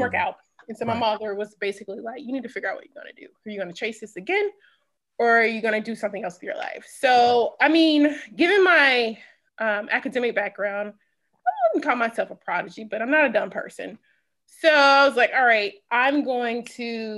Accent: Natchez, Mississippi, United States; accent: Mississippi; moved away as an adult; also born or lived in Stanford, California / Atlanta, Georgia / South Carolina / Dallas, Texas; I'm born and raised in Natchez, Mississippi, spent 18 years there

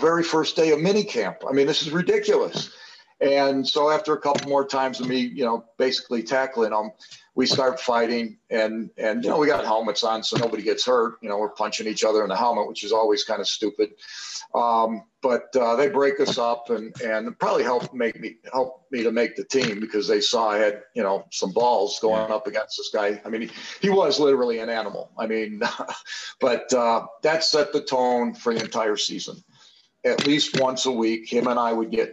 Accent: Chicago, Illinois, United States; as a kid growing up in Chicago

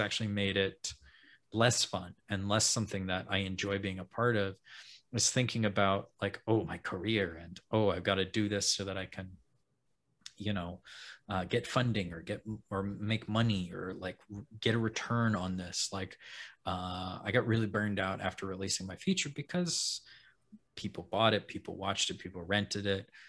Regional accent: Alaska, United States; moved away; I grew up in Alaska

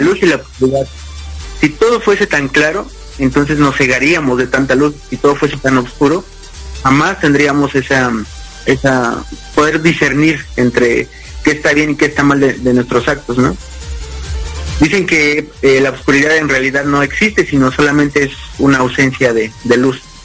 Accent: Mexico City, Mexico; soy originario de la Ciudad de México actualmente radico en la misma

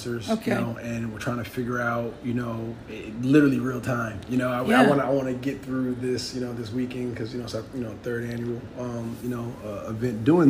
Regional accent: New Jersey, United States; I grew up here in New Jersey

